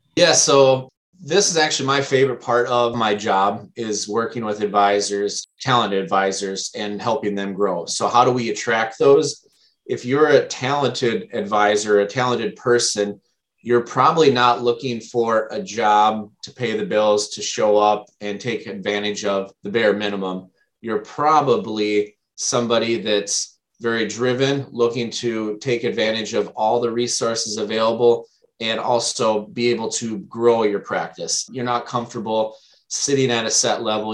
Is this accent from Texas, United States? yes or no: no; Minnesota, United States; also born or lived in Wisconsin; I am from the Midwest, born and raised in Minnesota